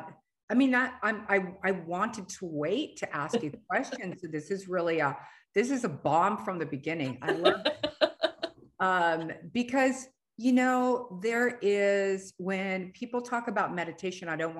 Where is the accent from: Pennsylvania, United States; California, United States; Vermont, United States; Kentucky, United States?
California, United States; we're both from California